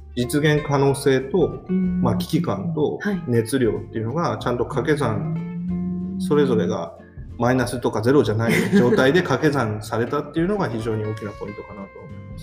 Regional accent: Akita, Japan; also born or lived in Tokyo; now in Shintomi, Japan; 僕も東北出身ですけど震災の当時は東京にいましたし、はい、出身と言いながらも僕の出身は秋田県

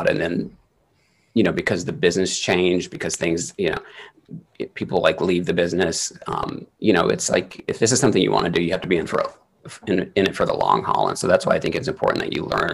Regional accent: the Bible Belt, United States; moved away; we grew up in the Bible Belt

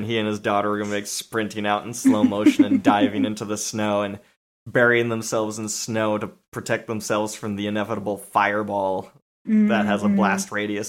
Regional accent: San Diego, California, United States; I grew up in San Diego. It wasn't that cold

